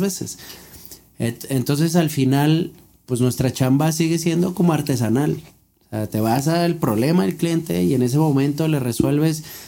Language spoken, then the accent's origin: Spanish; Mexico; nosotros como mexicanos